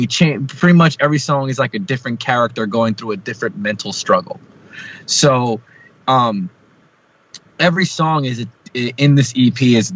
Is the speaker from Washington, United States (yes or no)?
no; New Jersey, United States